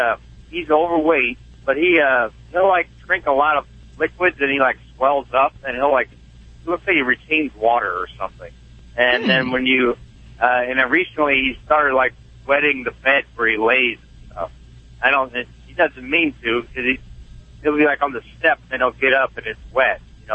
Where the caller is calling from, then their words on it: Effingham, Illinois, United States; I'm near Effingham, Illinois.